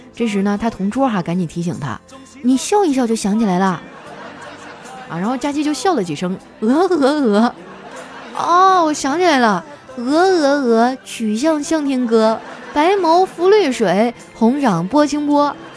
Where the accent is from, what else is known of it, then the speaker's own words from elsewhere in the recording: Qitaihe, Heilongjiang, China; moved away; 我家乡的名字很有意思啊，尤其是我小时候上那个小学